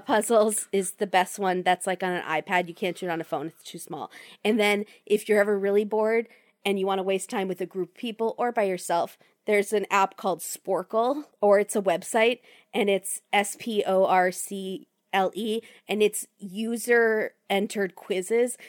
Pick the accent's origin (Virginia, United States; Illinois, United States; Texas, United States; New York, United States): Virginia, United States; I grew up in Virginia